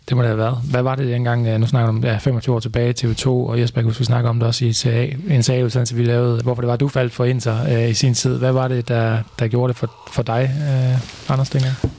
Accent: Viborg, Central Denmark Region, Denmark; i Viborg, hvor jeg kommer fra

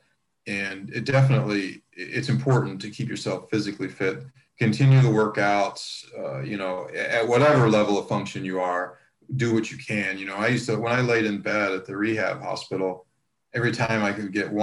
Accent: Columbus, Ohio, United States; moved away; at Ohio State University at my hometown.

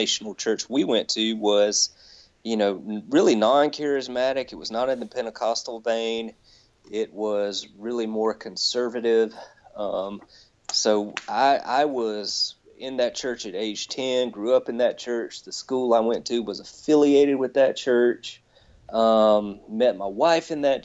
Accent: the South, United States; growing up in the South

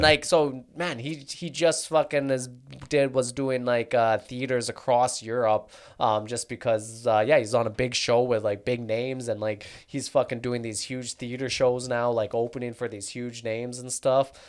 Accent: Calgary, Alberta, Canada; also born or lived in London, England; I was born in Calgary.

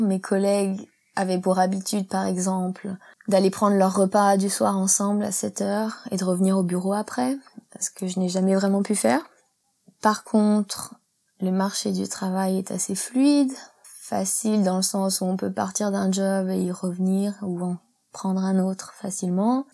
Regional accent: Isère, Auvergne-Rhône-Alpes, France; moved away as an adult; also born or lived in England; now in Hong Kong; Je viens de la campagne en Isère, un petit village de 1000 habitants.

